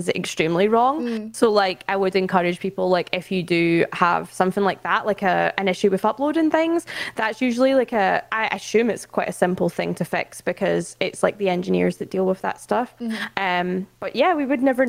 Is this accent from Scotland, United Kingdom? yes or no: yes; Scotland, United Kingdom; moved away as an adult; now in London, United Kingdom; I am Scottish, but I relocated to London last June to work for Twitch